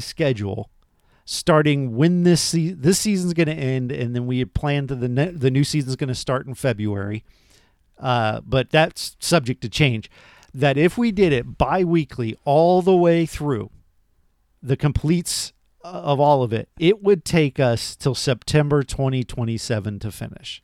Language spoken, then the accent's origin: English; Florida, United States; I'm from Florida